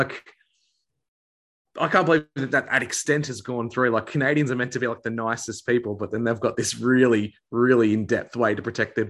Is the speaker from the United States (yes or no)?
no; Australia; as an Australian